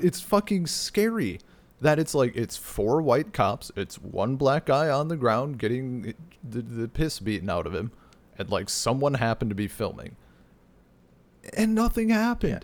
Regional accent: Wisconsin, United States; my area of Wisconsin

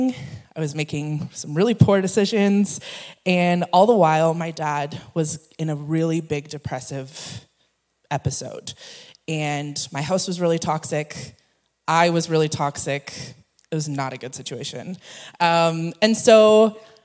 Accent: Edmonton, Alberta, Canada; moved away; born and raised in Edmonton

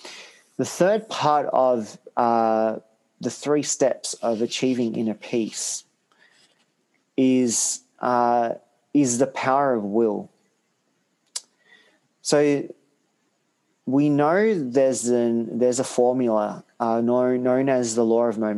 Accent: Australia; also born or lived in Hungary / Sri Lanka; I was brought up in Australia, I always try to understand the roots of where I came from

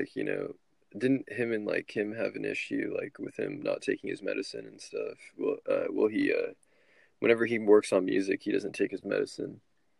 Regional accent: United States; as American citizens

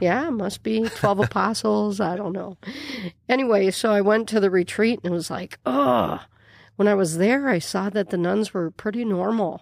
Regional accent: Miller, South Dakota, United States; now in Yankton, United States; I grew up in Miller, South Dakota

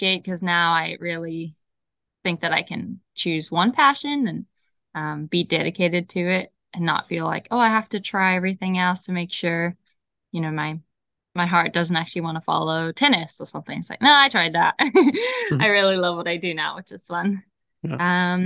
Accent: Zimbabwe; moved away as an adult; also born or lived in Idaho, United States; now in California, United States; growing up in Zimbabwe

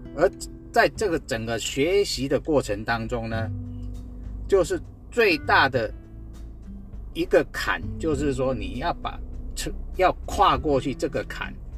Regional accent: Guanxi, Hsinchu County, Taiwan; 我是来自新竹关西的淳朴青年

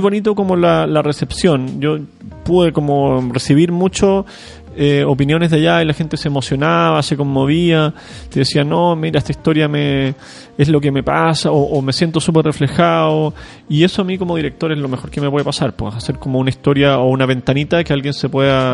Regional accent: Chile

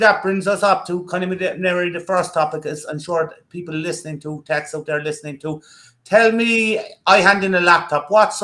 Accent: Ireland; I'm Irish

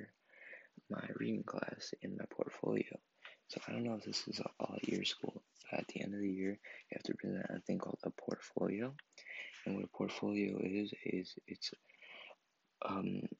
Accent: Maine, United States; I was born in Maine, and I still live in Maine.

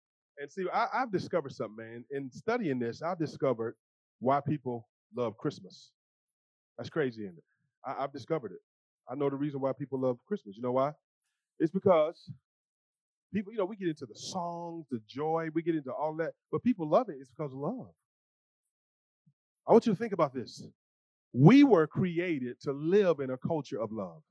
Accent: the South, United States; I'm from the South

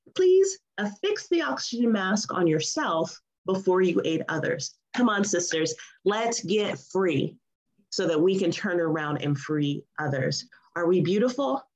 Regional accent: United States; being an American

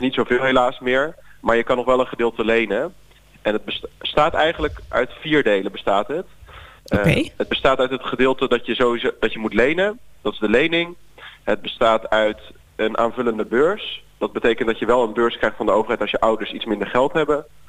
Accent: Zeeland, Netherlands; moved away as an adult; also born or lived in Leiden; Ik ben opgegroeid in Zeeland

